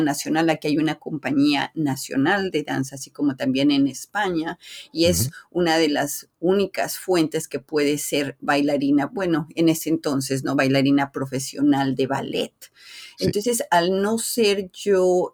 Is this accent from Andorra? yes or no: no; Mexico; aquí en mi país, en México